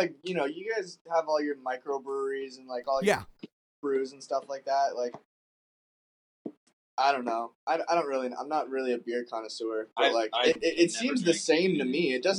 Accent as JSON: {"language": "English", "region": "Ontario", "country": "Canada", "tie": "born or raised there", "said": "We kind of grow up like everyone's from everywhere here."}